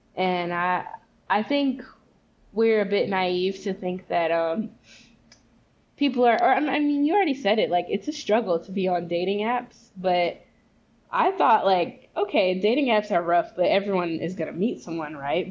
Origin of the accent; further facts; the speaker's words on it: Memphis, Tennessee, United States; moved away; also born or lived in Arkansas; I'm from the South. Like I grew up in Memphis, Tennessee, and Arkansas